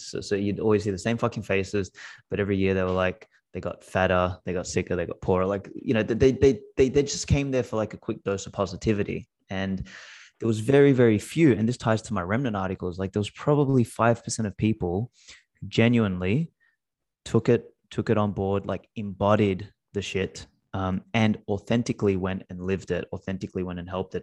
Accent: Australia; first language Macedonian; English is a second language; I was born in Australia, uh, my, my parents spoke Macedonian at home

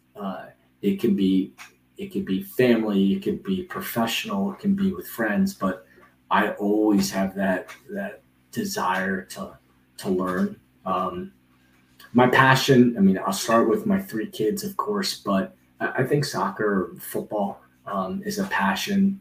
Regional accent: Rockville, Maryland, United States; I grew up in Rockville, Maryland

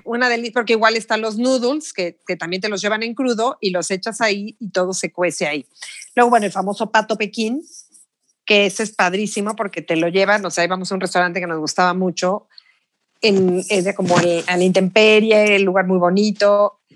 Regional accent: Mexico; moved away as an adult; also born or lived in Beijing; soy de México

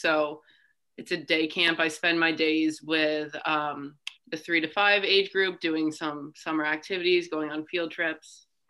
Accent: Rutland, Vermont, United States; moved away as an adult; now in Burlington, United States; I'm a senior at UVM. I'm originally from Rutland, Vermont, living up in Burlington now, studying.

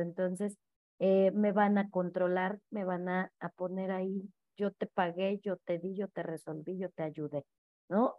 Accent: Mexico; yo allá en el tuyo

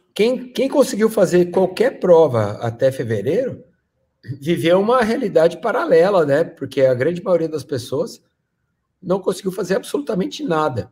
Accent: Brazil; eu sou brasileiro

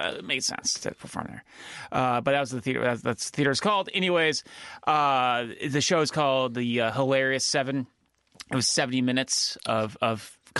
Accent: San Diego, California, United States; moved away; I'm from San Diego and I'm white.

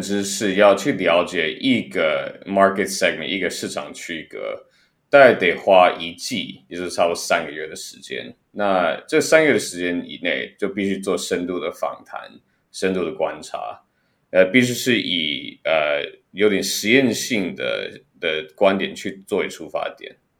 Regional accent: Taiwan; moved away; 我自己也，也算是在台湾长大的

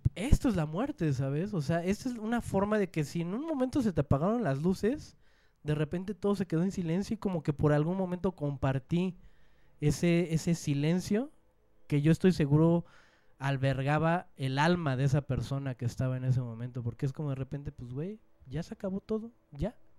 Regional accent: Mexico; soy mexicano

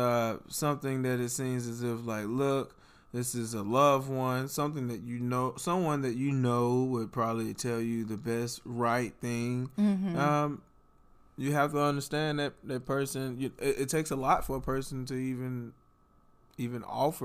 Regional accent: Southern United States, United States; And I just, so I'm from the South, right? And I just, from the southern parts of the United States, and I just love eating that southern traditional food, right?

